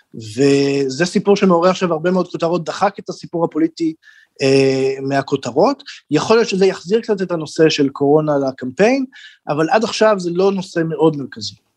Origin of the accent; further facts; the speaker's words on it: Israel; now in Germany; אני והרבה, אני חושב, ישראלים אחרים